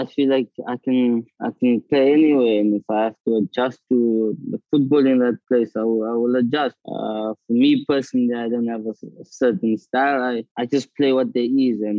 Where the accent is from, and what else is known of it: South Africa; moved away as an adult